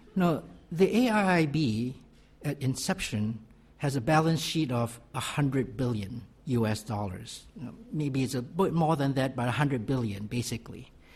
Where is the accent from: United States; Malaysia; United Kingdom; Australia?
Malaysia; I'm from Malaysia.